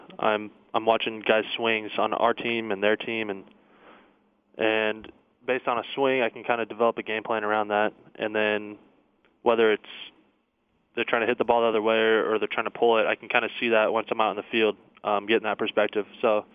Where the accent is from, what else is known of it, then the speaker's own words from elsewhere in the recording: the Northwest, Pacific Northwest, United States; moved away as an adult; now in Arizona, United States; I grew up in the Northwest, so just anything out in the trees.